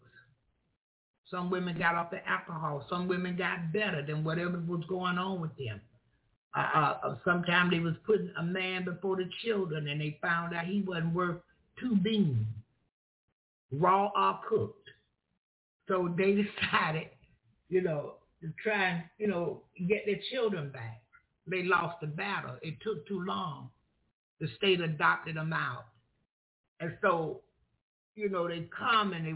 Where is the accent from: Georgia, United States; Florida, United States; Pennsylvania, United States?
Florida, United States; I'm from Florida. And I come from an area where everything, basically, sometimes it appeared everything was a joke